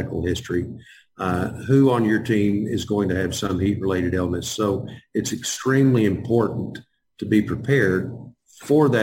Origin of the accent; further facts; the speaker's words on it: Texas, United States; I'm from Texas